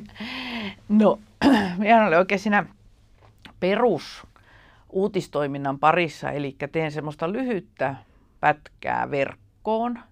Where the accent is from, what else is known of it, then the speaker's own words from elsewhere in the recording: Ylitornio, Lapland, Finland; moved away as an adult; also born or lived in Tampere; now in Helsinki, Finland; mä lapsuudesta itse viettänyt Ylitorniolla ja se on edelleen niin se minun jotenkin se identiteetti, että minä olen ylitorniolainen ja lappilainen